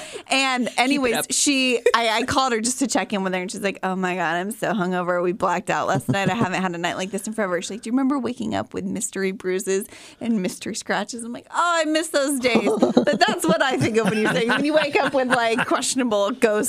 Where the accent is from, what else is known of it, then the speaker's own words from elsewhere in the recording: California, United States; and then my dad's job transferred, so the youngest three of us were born in Orange County.